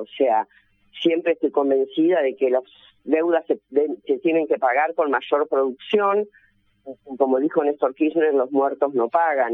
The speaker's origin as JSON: {"language": "Spanish", "country": "Argentina"}